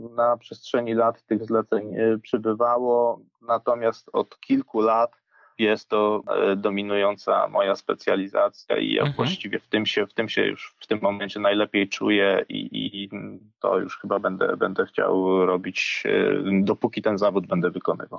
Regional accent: Łęczna, Lublin Voivodeship, Poland; wychowywałem się w Łęcznej, e, niedaleko Lublina

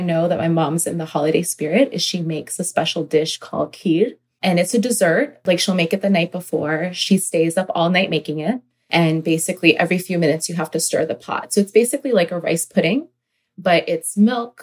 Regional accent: Northern Virginia, United States; I've grown up in Virginia, Northern Virginia, and my family is originally Pakistani Punjabi Muslims.

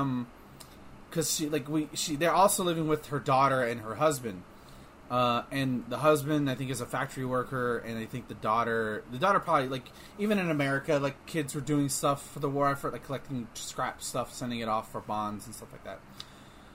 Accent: Texas, United States; growing up in school. Nope. Especially down here in Texas

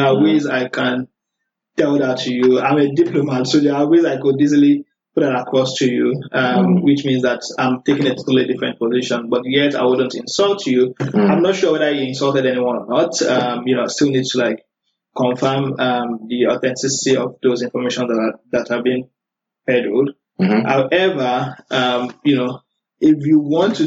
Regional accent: Abeokuta, Ogun State, Nigeria; moved away as an adult; also born or lived in Osun State, Nigeria / Lagos, Nigeria / Sokoto, Nigeria; I'm from Ogun State, in the Borno State to Lagos, which I know most people know Lagos, so it's yeah. Ogun. So I lived in the city called Abeokuta

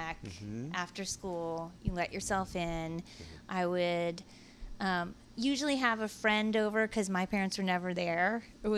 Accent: Atherton, California, United States; we grew up in Atherton

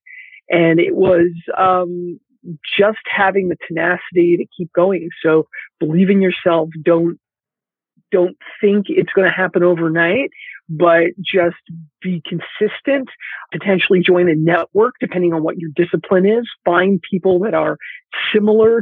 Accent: Philadelphia, Pennsylvania, United States; moved away as an adult; now in California, United States; I was born and raised in Philadelphia

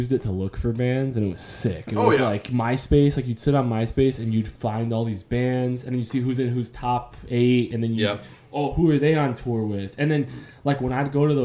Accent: Crown Point, Indiana, United States; I grew up in Crown Point in the era that I did

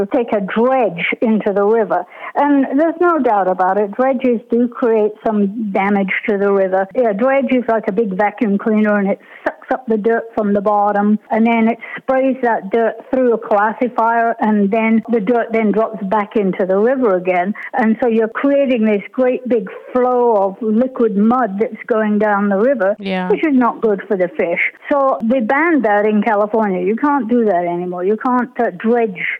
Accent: United Kingdom; being British

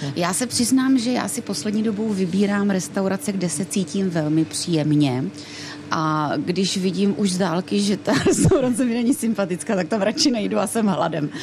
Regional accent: Ostrava, Moravian-Silesian Region, Czechia; accent: Ostrava dialect; bydlela jsem v Ostravě

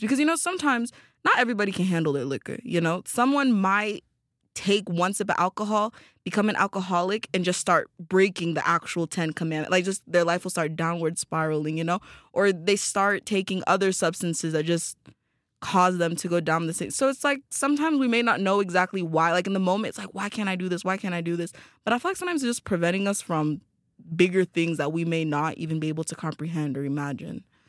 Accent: Tanzania; moved away as an adult; I'm from Tanzania

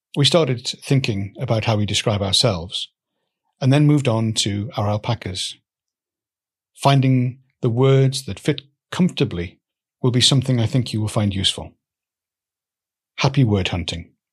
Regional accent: Newcastle, North East England, United Kingdom; moved away; also born or lived in Swansea; I grew up in Newcastle

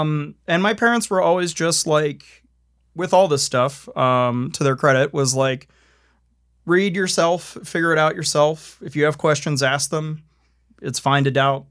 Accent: Maryland, United States; growing up in the Mid-Atlantic, like, growing up in Maryland

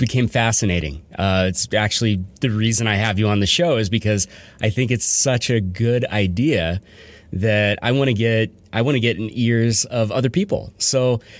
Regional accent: Portland, United States; now in Denver, United States; I'm relatively new to Denver. I'm actually from Portland

